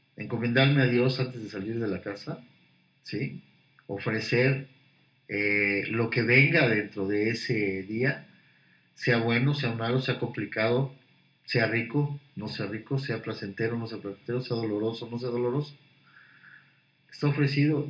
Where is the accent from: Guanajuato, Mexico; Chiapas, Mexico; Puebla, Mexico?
Puebla, Mexico; also born or lived in Mexico City; yo nací en Puebla, pero volví, un año de mi vida, mi primer año de vida lo viví en México, regresaron a Puebla y aquí me quedé todo